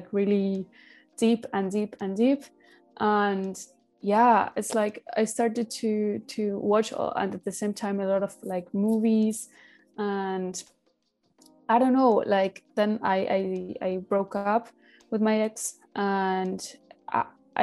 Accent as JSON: {"language": "English", "region": "Buenos Aires", "country": "Argentina", "tie": "born or raised there", "moved": "yes", "said": "in Buenos Aires, in my hometown"}